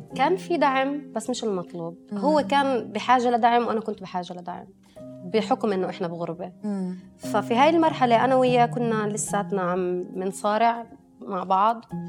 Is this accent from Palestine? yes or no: yes; West Bank, Palestine; انا اصلي فلسطينيه فلسطينيه فلسطينيه من ام واب وكنت عايشه اصلا تربيت وانخلقت بفلسطين اوكي آه يعني تحديدا من الضفه